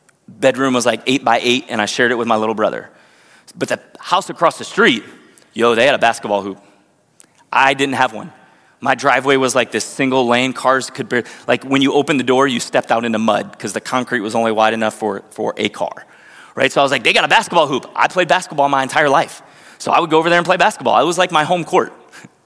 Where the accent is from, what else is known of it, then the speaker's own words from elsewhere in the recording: Northridge, Ohio, United States; I grew up in Northridge, Ohio. I grew up in the same house